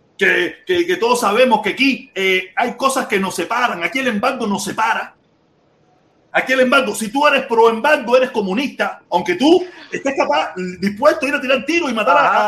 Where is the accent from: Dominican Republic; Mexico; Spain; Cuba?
Cuba; moved away; salimos de Cuba